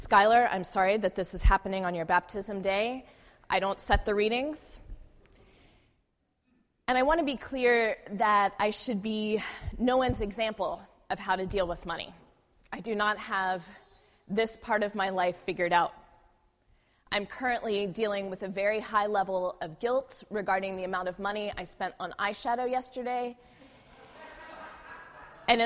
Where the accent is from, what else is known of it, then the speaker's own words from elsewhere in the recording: Houston, Texas, United States; now in San Francisco Bay Area, United States; I grew up in Houston during the Enron scandal.